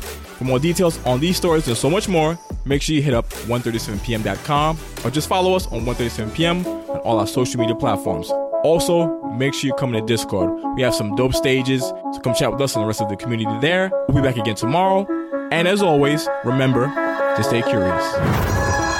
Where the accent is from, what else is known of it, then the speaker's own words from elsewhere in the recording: New York City, New York, United States; I'm from Queens, South Ozone Park